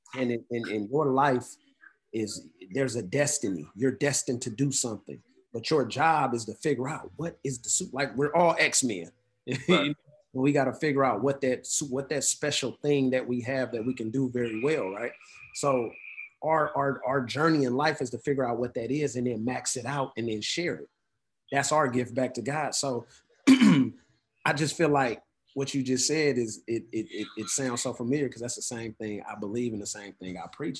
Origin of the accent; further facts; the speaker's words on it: Oakland, California, United States; I'm from Oakland